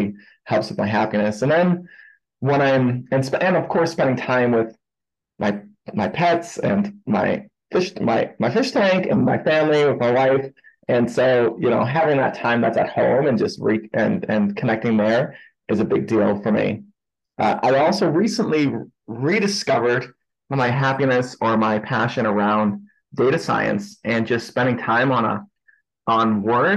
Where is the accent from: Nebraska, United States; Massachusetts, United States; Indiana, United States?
Massachusetts, United States; Boston; also born or lived in New York City; now in Salt Lake City, United States; I originally grew up in Boston, Massachusetts